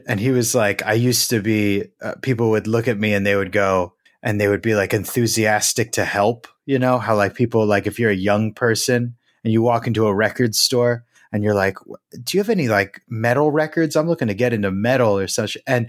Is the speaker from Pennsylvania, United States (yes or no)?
yes; Philadelphia, Pennsylvania, United States; No, I am from the Philly area.